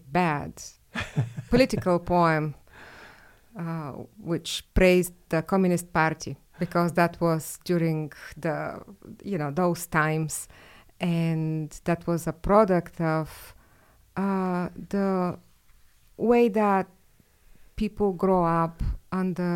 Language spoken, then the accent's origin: English; Bulgaria; moved away as an adult; now in United States; I was born and raised in Bulgaria, and I lived there until I was 24.